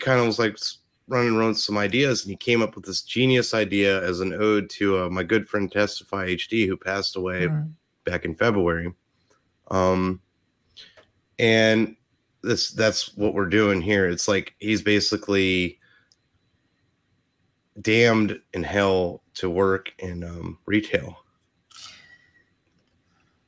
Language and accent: English; Ohio, United States; accent: Ohio; my Ohio accent